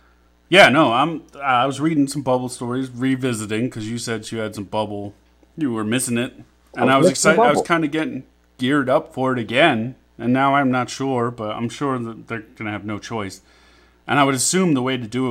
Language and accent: English; United States; That was almost me being a dumb American talking for a second.